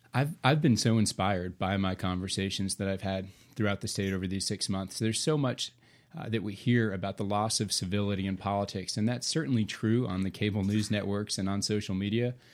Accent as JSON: {"language": "English", "town": "Nashville", "region": "Tennessee", "country": "United States", "said": "I'm originally from Nashville, raising my family here"}